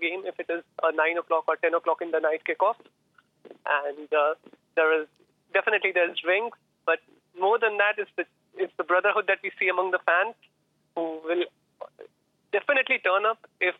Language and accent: English; Kolkata, West Bengal, India; now in Melbourne, Australia; I'm actually from Kolkata